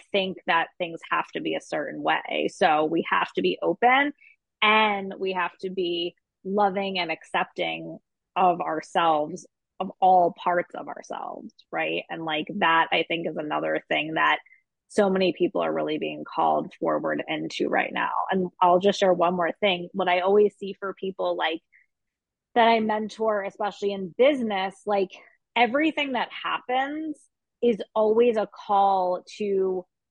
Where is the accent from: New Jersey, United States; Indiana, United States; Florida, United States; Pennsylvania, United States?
Pennsylvania, United States; Philadelphia; growing up in Philadelphia